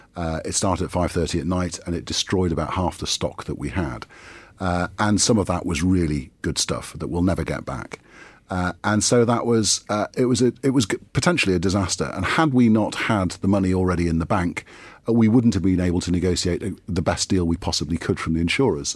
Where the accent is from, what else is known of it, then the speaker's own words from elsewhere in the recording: Geordie, North East England, United Kingdom; as a Geordie